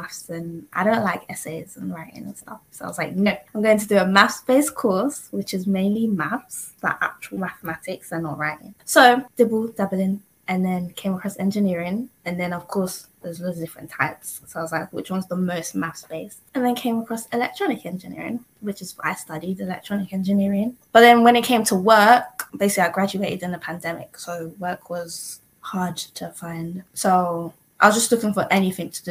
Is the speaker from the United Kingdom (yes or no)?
yes; London, United Kingdom; also born or lived in Ghana; I'm from North London, originally from Ghana.